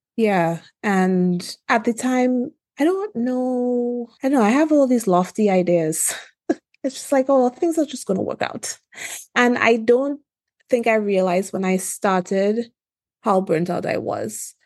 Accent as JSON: {"language": "English", "country": "Trinidad & Tobago", "also_born_or_lived": "Washington, D.C. / Philadelphia", "moved": "yes", "lives_now": "California, United States", "said": "I'm originally from Trinidad and Tobago in the Caribbean."}